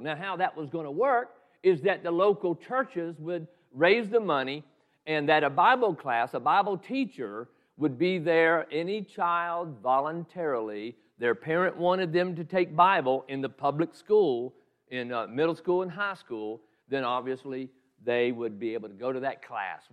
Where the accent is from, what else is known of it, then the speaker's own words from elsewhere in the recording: Southeast Georgia, United States; moved away as an adult; I was raised in Southeast Georgia